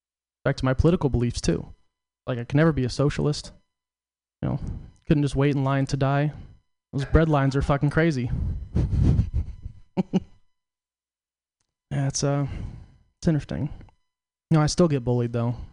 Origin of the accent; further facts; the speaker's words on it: Portland, United States; I'm from Portland.